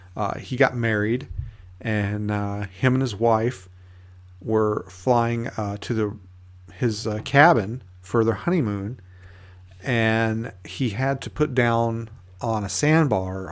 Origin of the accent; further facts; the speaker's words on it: United States; one of the local E M Ts here in my hometown